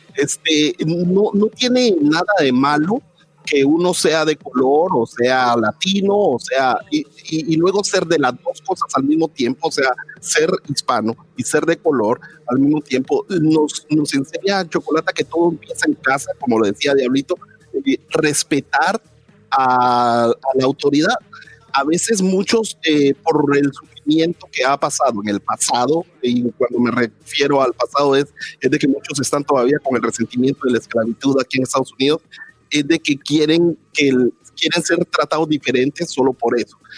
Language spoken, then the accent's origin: Spanish; Guatemala; now in United States; soy guatemalteco